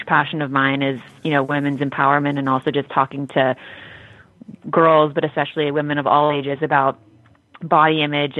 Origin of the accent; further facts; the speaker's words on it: Los Angeles, California, United States; a young woman growing up in Los Angeles